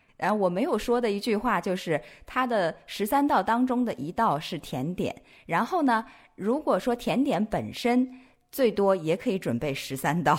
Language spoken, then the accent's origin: Chinese; Nanchang, Jiangxi, China; moved away; 我的家嗯乡这个美食也不错，就是江西南昌